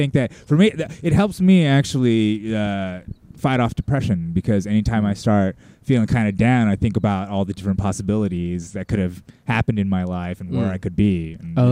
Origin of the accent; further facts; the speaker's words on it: United States; as Americans, we can't help but to be sociopaths on some level